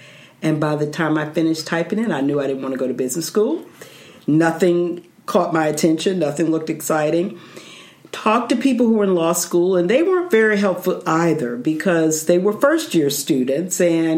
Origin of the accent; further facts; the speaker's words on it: Philadelphia, Pennsylvania, United States; The short version is I'm from Philadelphia, Pennsylvania. I moved there when I was 10, went to elementary, high school, left for college. My family is still there.